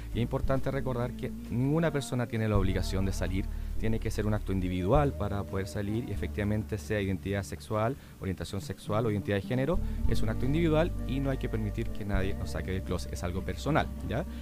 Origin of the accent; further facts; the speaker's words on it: Chile; accent: extremadamente chileno; me ha retado constantemente por no pronunciar las S, comerme las D, hablar como chileno, extremadamente chileno